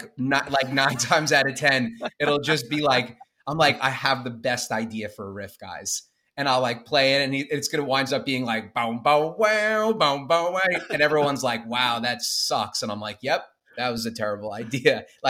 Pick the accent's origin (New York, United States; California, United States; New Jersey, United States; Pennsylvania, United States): New York, United States; Smithtown; I'm from Smithtown, New York.